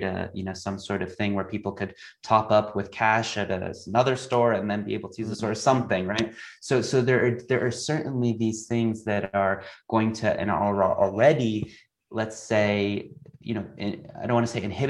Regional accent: United States; moved away as an adult; also born or lived in Asia / China / Singapore; as an American who lived in Asia for 4 years

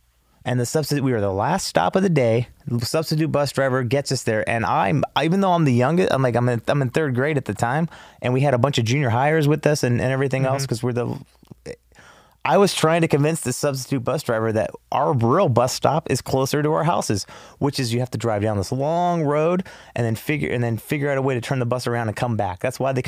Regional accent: Los Angeles, California, United States; I was born here in L.A. at Cedars.

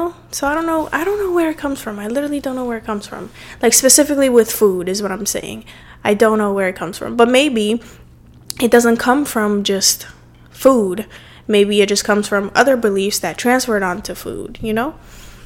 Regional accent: Cape Verde; moved away; growing up in my specific culture, and growing up in Cape Verde too, my country where I'm from

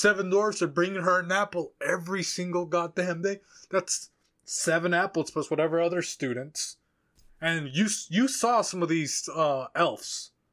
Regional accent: Mexico; moved away; I talk about growing up in Mexico

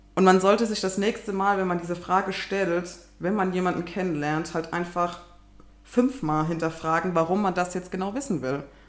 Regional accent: Kaiserslautern, Rhineland-Palatinate, Germany; ich komme aus Kaiserslautern

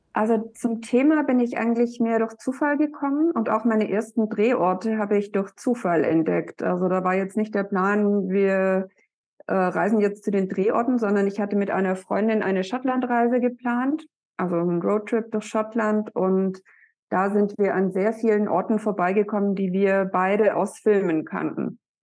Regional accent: Black Forest, Baden-Württemberg, Germany; moved away as an adult; now in Hamburg, Germany; ich komme ja aus dem Schwarzwald

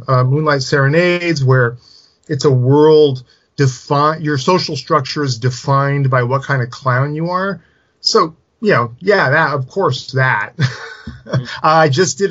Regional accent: Silicon Valley, California, United States; around where I grew up in Silicon Valley

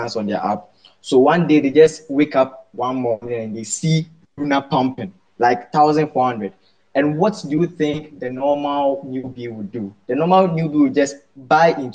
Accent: Ghana; from Ghana

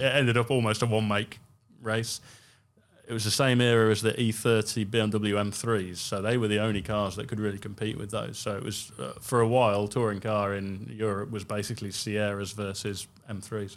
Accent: United Kingdom; being a Brit

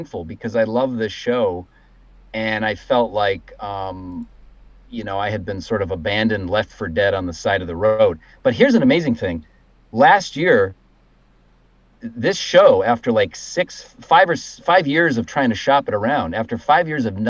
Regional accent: Cleveland, Ohio, United States; I grew up in Cleveland

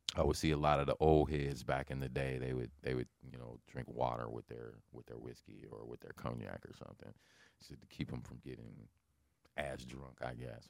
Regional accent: Lincoln, Nebraska, United States; Growing up in Lincoln, over on like, between twenty-first and really twentieth, probably about twenty-third Street.

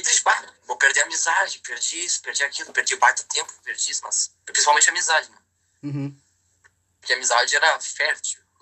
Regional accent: Porto Alegre, Rio Grande do Sul, Brazil; Eu sou de Porto Alegre.

